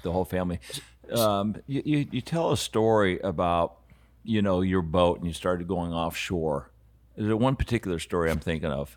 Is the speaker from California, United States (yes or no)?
no; Aspen, Colorado, United States; growing up in Aspen, I was like twelve years old